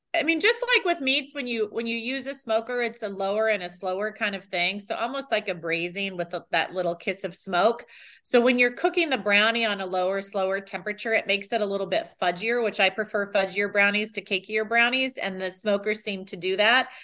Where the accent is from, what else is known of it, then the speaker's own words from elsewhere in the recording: Texas, United States; now in Tampa, United States; I hail from Texas. My family's from Texas